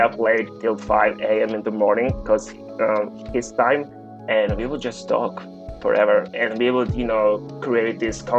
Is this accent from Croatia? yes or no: yes; Croatia; I'm from Croatia.